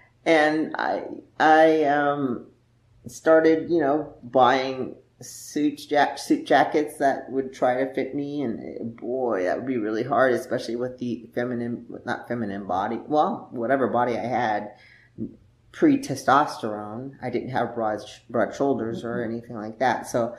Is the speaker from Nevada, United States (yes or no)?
yes; Las Vegas, Nevada, United States; And then when we moved to the Midwest, like I came from Las Vegas basically, and it was dry climate.